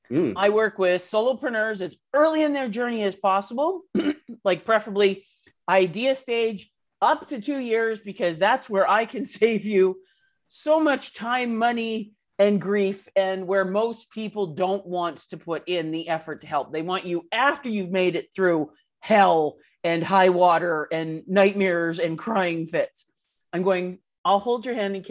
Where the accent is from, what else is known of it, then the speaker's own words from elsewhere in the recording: Canada; a pasty white Canadian chick